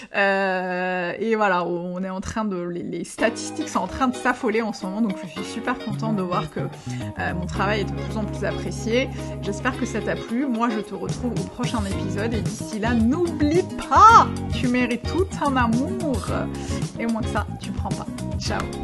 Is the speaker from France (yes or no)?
no; Algeria; je suis née, que j'ai grandi en Algérie